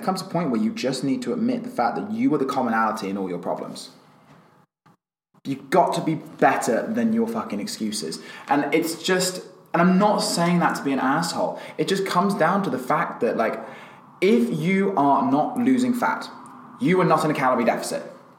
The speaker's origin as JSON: {"language": "English", "country": "Australia", "said": "I'm Australian and I like going for a pint."}